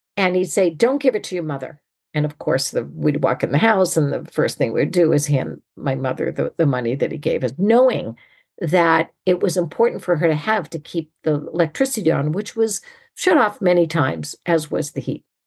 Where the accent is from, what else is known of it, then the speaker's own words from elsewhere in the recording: New England, United States; now in California, United States; I grew up in New England